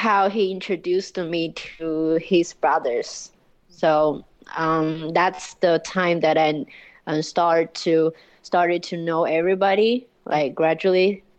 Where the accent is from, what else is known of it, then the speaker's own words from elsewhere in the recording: Chongqing, China; In Chongqing, yeah.